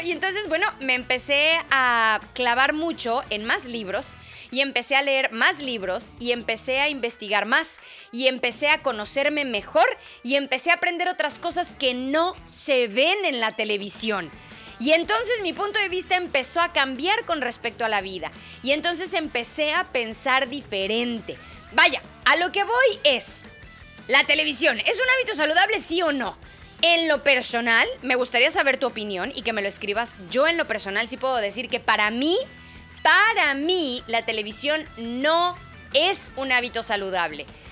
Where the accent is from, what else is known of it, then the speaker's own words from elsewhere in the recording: Mexico; now in England, United Kingdom; Nosotros en México